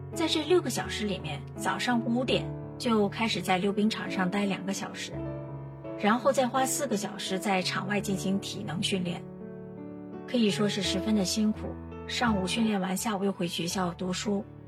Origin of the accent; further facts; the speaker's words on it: northern China, China; now in Singapore; 我是北方人啊